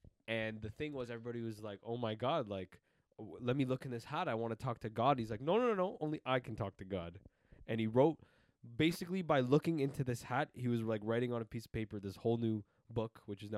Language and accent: English; Massachusetts, United States; Massachusetts. I'm from Massachusetts.